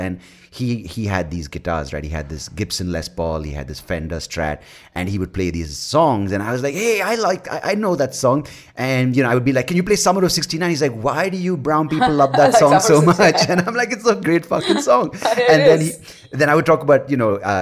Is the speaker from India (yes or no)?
yes; India; also born or lived in Wales / United States; I, growing up in India, lived in Wales